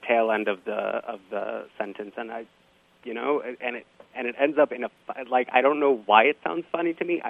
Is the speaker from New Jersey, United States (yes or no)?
no; Miami, Florida, United States; now in Manhattan, New York, United States; I grew up in Miami in South Florida.